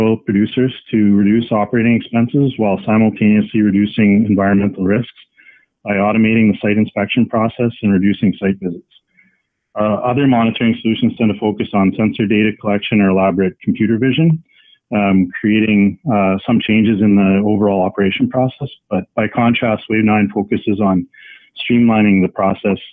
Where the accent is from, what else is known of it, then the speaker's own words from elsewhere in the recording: Saskatchewan, Canada; I grew up in Saskatchewan in Canada